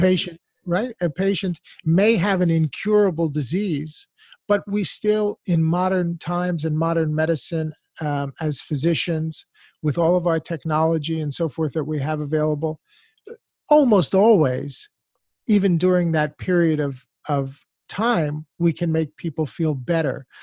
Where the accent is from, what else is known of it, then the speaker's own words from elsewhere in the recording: United States; as an American born and raised in this country